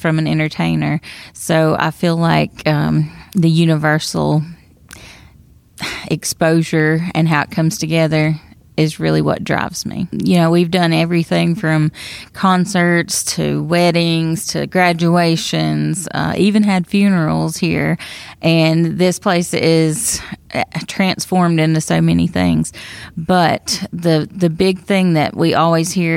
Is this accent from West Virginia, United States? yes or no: no; Traphill, North Carolina, United States; I am a Wilkes County native. I was born and raised in Trapp Hill, North Carolina, near Stone Mountain